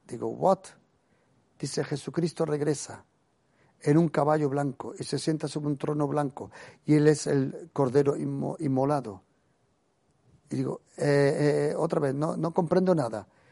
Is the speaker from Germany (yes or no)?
yes; Germany; Yo me crecí en Alemania